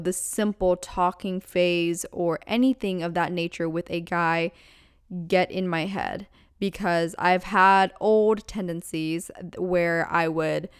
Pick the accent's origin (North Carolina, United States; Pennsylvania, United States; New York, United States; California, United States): Pennsylvania, United States; moved away; Pennsylvania, my hometown, or my home state rather